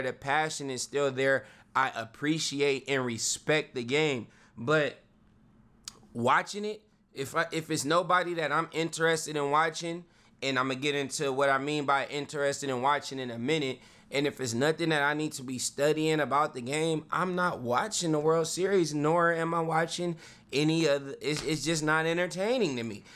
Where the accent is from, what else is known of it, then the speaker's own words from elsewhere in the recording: Vallejo, California, United States; I'm from Vallejo